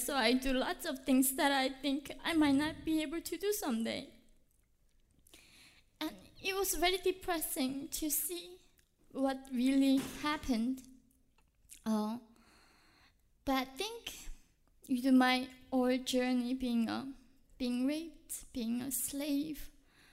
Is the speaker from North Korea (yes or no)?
yes; North Korea; now in United States; when I was in North Korea